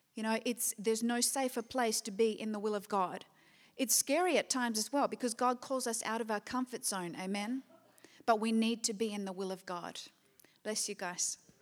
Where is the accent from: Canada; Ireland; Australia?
Australia; Perth, Western Australia; moved away; back in Perth, which I always consider my hometown.